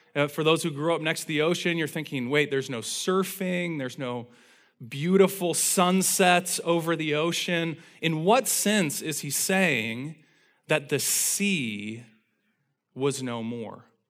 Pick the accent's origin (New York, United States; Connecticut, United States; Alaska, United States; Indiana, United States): Indiana, United States; from the time I was a little kid growing up in Indiana